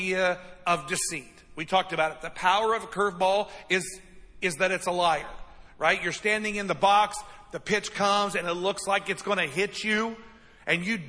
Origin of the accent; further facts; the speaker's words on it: United States; we're American